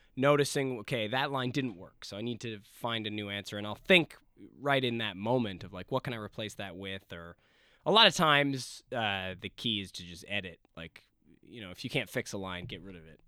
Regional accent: Ladner, British Columbia, Canada; moved away as an adult; now in Los Angeles, United States; I grew up in Ladner, which is right. about forty five minutes outside of the city

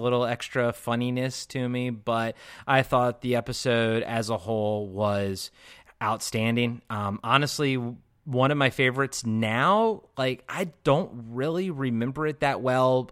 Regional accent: Maryland, United States; I'm from Maryland

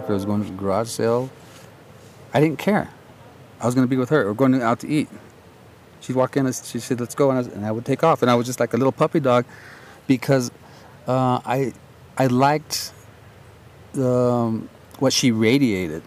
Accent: Albuquerque, New Mexico, United States; I'm from Albuquerque, New Mexico.

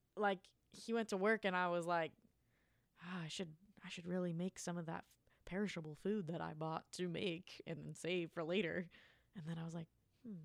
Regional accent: Springfield, Illinois, United States; when I was, like, a kid growing up in Central Illinois, Springfield

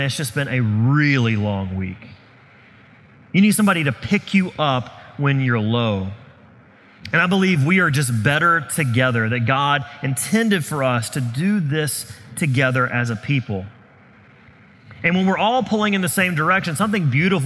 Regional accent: the South, United States; I grew up in the South where revivals were usually a week-long event

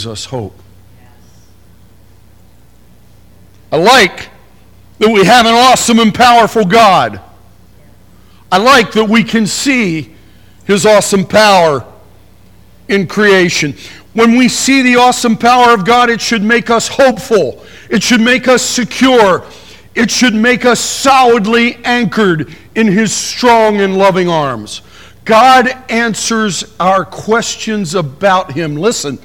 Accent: Appalachian Mountains, Pennsylvania, United States; I remember growing up in the Appalachian Mountains, Pennsylvania

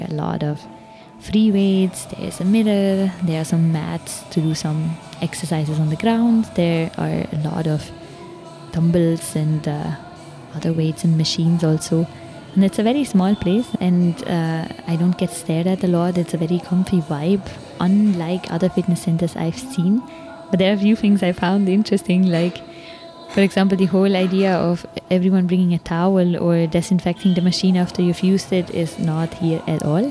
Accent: Switzerland; now in Delhi, India

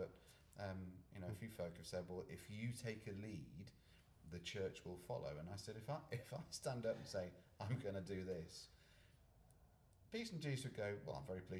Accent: the north of England, United Kingdom; moved away as an adult; now in Scotland; I come from the north of England, so I thought I was a northerner.

